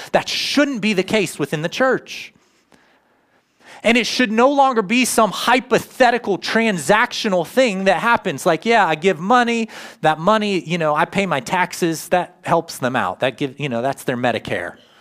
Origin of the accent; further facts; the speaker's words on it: United States; now in Grove City, United States; I lived in my hometown, Worcester, 13 years full time